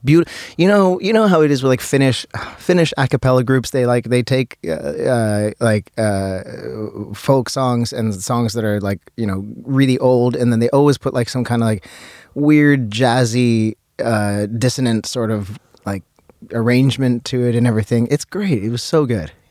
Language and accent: English; Vancouver, British Columbia, Canada; I was born in Vancouver